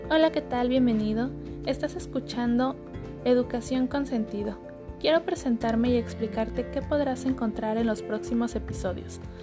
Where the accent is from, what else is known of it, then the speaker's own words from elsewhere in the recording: Mexico; soy mexicana